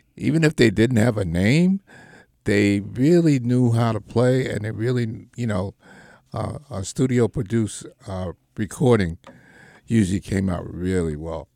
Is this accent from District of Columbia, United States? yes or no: no; New York, United States; when we grew up in the Marcy, you know, it was a neighborhood